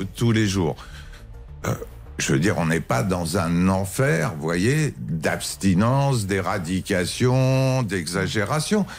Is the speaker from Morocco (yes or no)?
no; France; tout en étant français